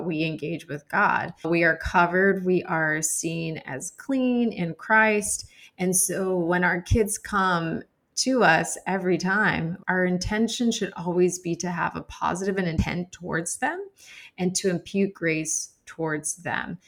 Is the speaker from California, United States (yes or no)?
no; Arizona, United States; moved away as an adult; now in New York City, United States; I'm originally from Arizona, and I've been living in New York City for the last 17 years.